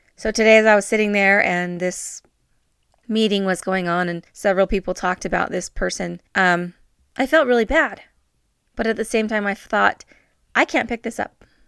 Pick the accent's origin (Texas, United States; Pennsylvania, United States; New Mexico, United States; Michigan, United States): New Mexico, United States; northern; moved away; I have been for almost the last week in my hometown. It's a very small town in northern New Mexico